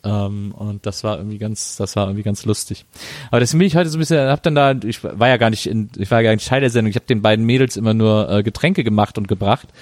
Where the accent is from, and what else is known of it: Rhineland, Germany; born or raised there